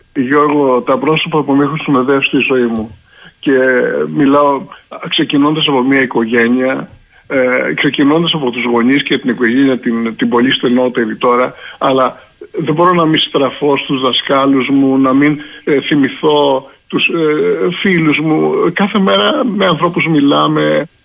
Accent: Crete, Greece; Εγώ ζω στην περιφέρεια. Δεν έφυγα ποτέ από τον τόπο μου. Είμαι εδώ, δουλεύω εδώ

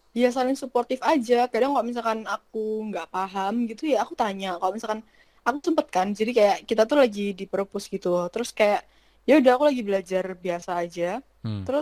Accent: Indonesia; now in Japan; uh, sebenarnya kayak awalnya kan karena aku dari Indonesia mesti

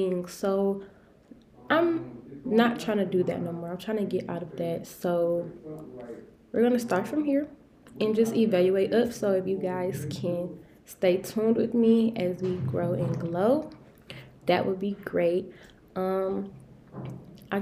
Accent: Detroit, Michigan, United States; also born or lived in Albany, Georgia; I am from Detroit, Michigan

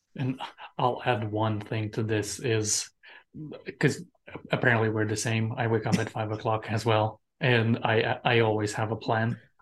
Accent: Romania; moved away as an adult; now in United States; when I came from Romania

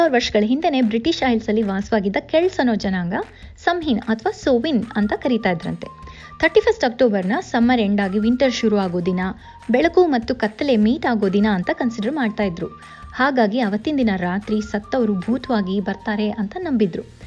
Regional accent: Kannadiga, Karnataka, India; ನಮ್ಮ ಕನ್ನಡಿಗರೆಲ್ಲರ

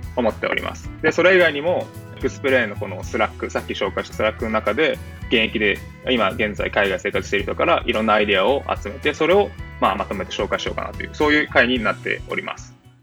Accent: Okinawa, Japan; moved away as an adult; also born or lived in Tokyo / Boston; now in Baltimore, United States; 僕自身も、高校までは、あの、まあ、沖縄で、地方で

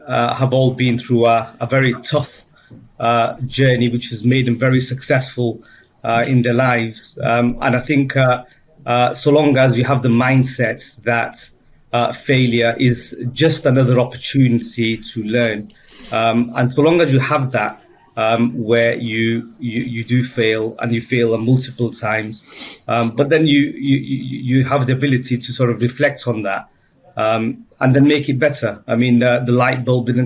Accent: Bolton, North West England, United Kingdom; also born or lived in Birmingham; Born and bred in Bolton, one of four siblings

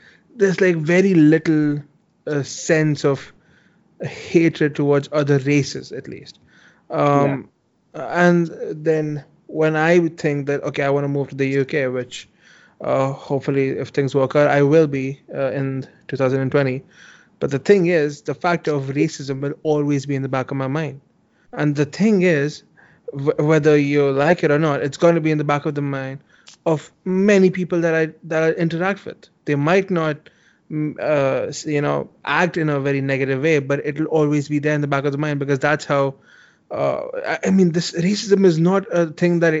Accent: India; I am Indian

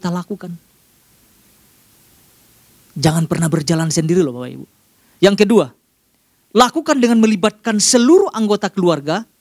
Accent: Sumatra, Indonesia; Dan kebiasaan juga yang saya lihat di daerah saya di, di, di Sumatera.

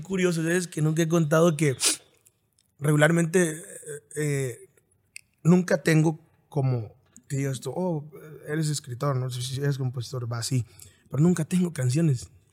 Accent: Apatzingán, Michoacán, Mexico; Nací en Michoacán

